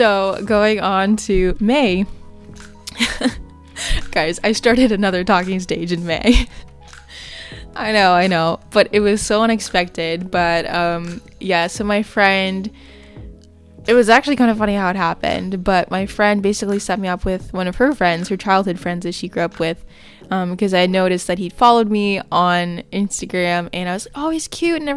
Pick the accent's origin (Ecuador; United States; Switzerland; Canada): Canada; It was a 4-hour drive from where I live. So yeah, it was just really good to get away from my hometown